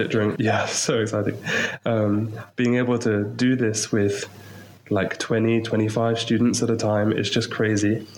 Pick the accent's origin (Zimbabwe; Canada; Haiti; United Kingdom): United Kingdom; Maidenhead, South East England; moved away as an adult; also born or lived in Portsmouth; now in Chad; I'm from England, from Maidenhead, so just outside London, really. Um, I, I, grew up there